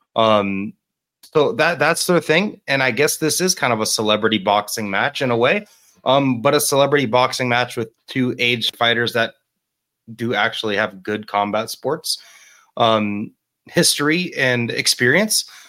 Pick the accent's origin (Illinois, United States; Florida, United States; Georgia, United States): Florida, United States; Miami; moved away as an adult; That is my hometown. I am originally from Miami, Florida.